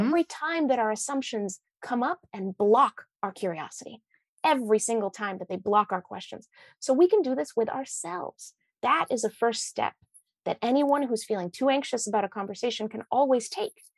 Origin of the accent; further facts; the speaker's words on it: Washington, United States; we're both from Washington State, right? I grew up in Everett and you're in Seattle.